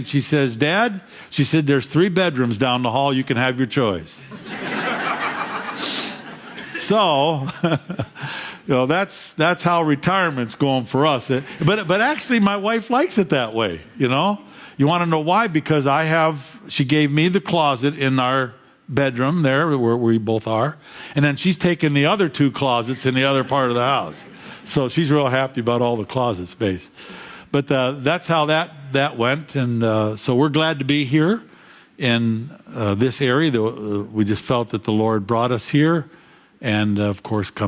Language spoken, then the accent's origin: English; Fairview, Pennsylvania, United States; also born or lived in Jamestown; I grew up in Fairview, Pennsylvania